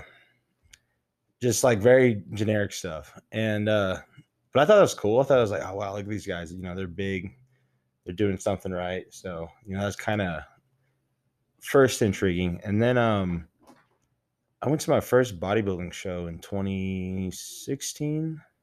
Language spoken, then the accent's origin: English; Midland, Texas, United States; moved away as an adult; now in Lubbock, United States; I grew up in Midland, Texas, you know, and came down to Lubbock